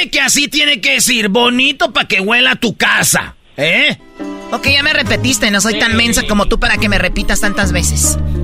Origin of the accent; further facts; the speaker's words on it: Tepatitlán, Jalisco, Mexico; yo soy de Tepatitlán. Somos jaliscienses